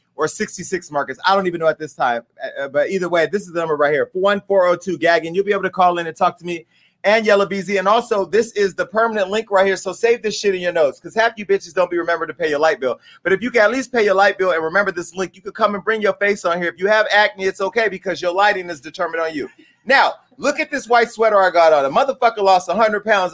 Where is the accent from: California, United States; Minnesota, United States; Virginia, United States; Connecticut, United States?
California, United States; Stockton; my hometown of Stockton, California